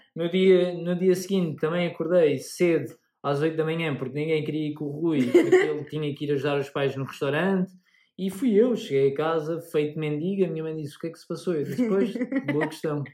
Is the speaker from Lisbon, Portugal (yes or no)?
yes; Amadora, Lisbon, Portugal; sou da amadora